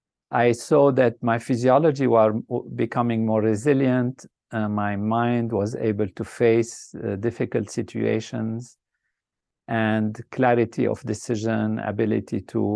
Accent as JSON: {"language": "English", "country": "Lebanon", "tie": "born or raised there", "said": "I started off in a country that was a dream place, a place of amazing, what I would say, beauty and grand possibilities with nature that's balanced, peace and harmony."}